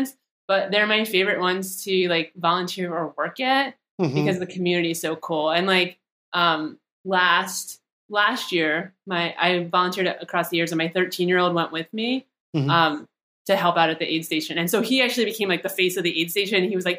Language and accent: English; Pennsylvania, United States; now in Arizona, United States; started doing Aravaipa races when I moved to Arizona 6 years ago. And it just like, it was nice because I came from Pennsylvania and I kind of had like my trail family there